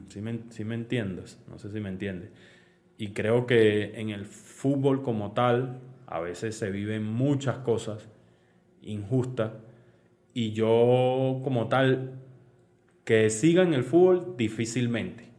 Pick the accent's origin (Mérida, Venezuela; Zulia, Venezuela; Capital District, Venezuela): Capital District, Venezuela; Caracas; yo nací en Caracas